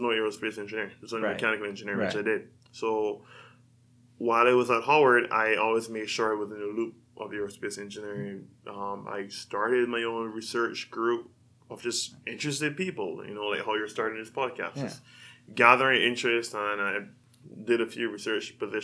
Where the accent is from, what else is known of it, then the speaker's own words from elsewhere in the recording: Barbados; moved away as an adult; also born or lived in Washington, D.C.; now in California, United States; So I'm from a small island in the Caribbean, Barbados. I grew up, spent the first 18 years of my life there